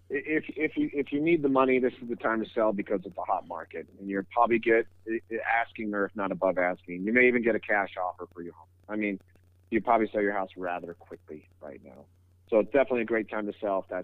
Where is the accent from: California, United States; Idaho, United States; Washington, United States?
California, United States; I, I come from the Bay Area and I moved out here and I kept my phone number.